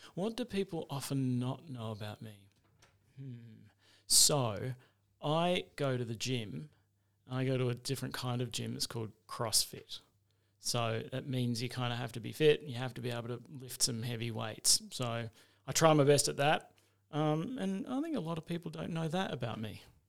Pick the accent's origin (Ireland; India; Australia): Australia; Adelaide, South Australia; moved away as an adult; now in Mount Gambier, Australia; I was born in Adelaide, went to school there, uh, and after that, when I finished school, I went to university there for a little while